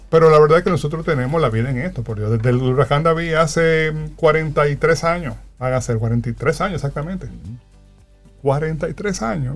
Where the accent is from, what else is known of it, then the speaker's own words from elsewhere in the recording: Dominican Republic; como sociedad, como dominicanos y dominicanas